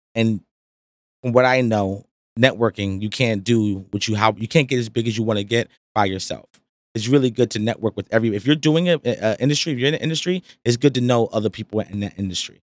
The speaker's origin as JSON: {"language": "English", "town": "Rahway", "region": "New Jersey", "country": "United States", "said": "I'm from Rahway, you know, New Jersey."}